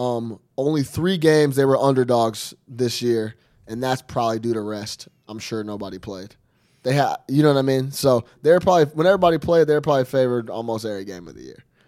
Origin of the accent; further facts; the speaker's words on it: Chicago, Illinois, United States; we're born and raised in Chicago